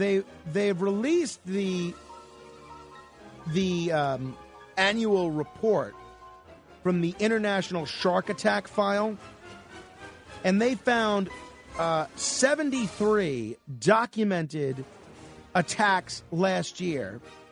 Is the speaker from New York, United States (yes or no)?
yes; New York City, New York, United States; my hometown, New York City